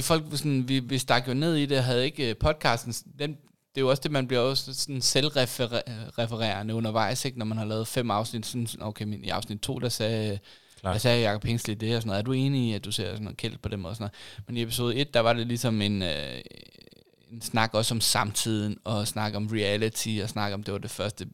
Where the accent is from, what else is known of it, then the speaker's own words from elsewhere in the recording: Lolland, Zealand, Denmark; moved away as an adult; also born or lived in Aarhus / Copenhagen; jeg voksede op på Lolland